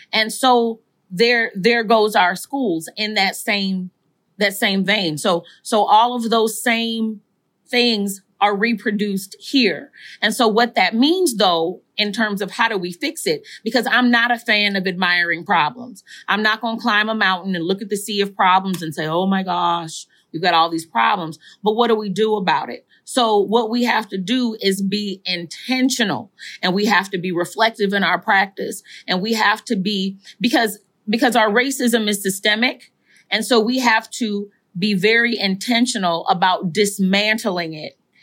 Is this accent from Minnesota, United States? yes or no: yes; Saint Paul, Minnesota, United States; I am from, born and raised in Saint Paul, Minnesota, in, in the Rondo community